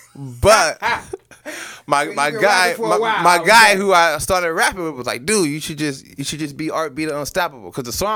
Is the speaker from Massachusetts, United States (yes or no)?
no; Akron, Ohio, United States; I'm from Akron